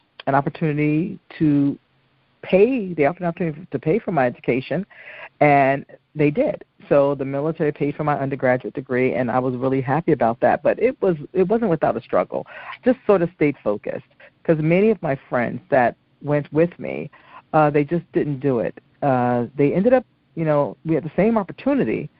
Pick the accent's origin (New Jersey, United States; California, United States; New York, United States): New Jersey, United States; Newark; I'm an inner city kid. I was from from Newark, New Jersey